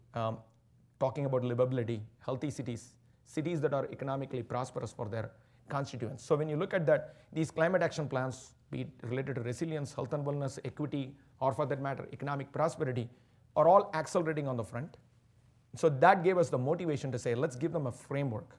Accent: Chennai, Tamil Nadu, India; moved away; growing up in Chennai, the southern part of India

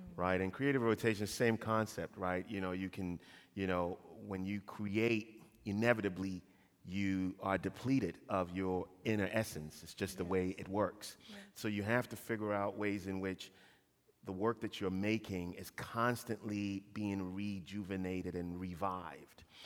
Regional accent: Ghana; moved away; also born or lived in Kent, Ohio; I was born and raised in Ghana

